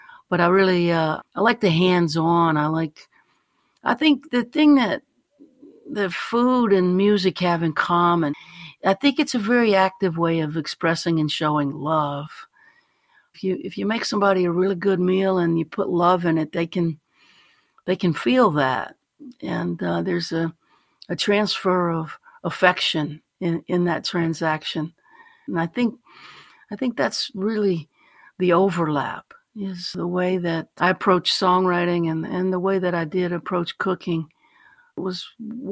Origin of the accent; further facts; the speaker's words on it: Baton Rouge, Louisiana, United States; also born or lived in New Orleans, Louisiana / Thibodaux, Louisiana; I was born in New Orleans, raised down in Baton Rouge and Thibodaux, Louisiana